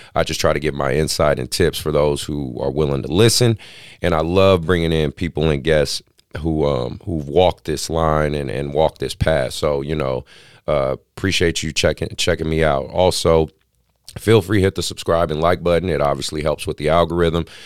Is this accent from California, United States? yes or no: yes; Oakland, California, United States; born and raised in Oakland